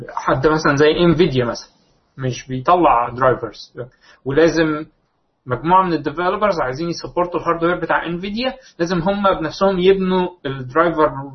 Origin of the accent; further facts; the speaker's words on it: Egypt; موجود عندنا في مصر